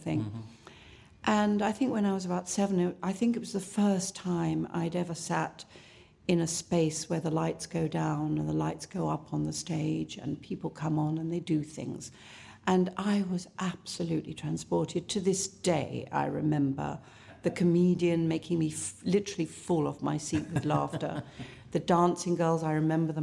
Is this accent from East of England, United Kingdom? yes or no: yes; Southend-on-Sea, East of England, United Kingdom; also born or lived in London; I was raised in both in London and in a little place called Southend-on-Sea in Essex.